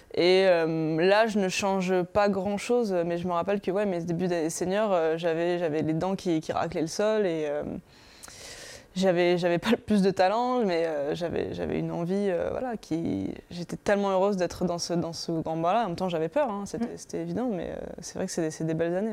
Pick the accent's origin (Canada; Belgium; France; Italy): France; Paris, Île-de-France; je suis parisienne, donc c'est chez soi